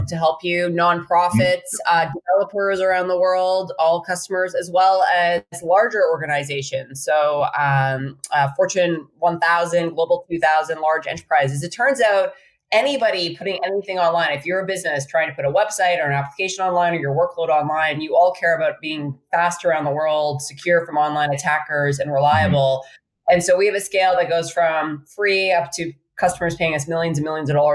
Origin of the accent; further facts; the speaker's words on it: Saskatchewan, Canada; moved away as an adult; also born or lived in Boston; now in San Francisco, United States; I grew up in Saskatchewan, but I traded the wheat fields and the Northern Stars, or Northern Lights, excuse me, for the bridge. So I'm in San Francisco today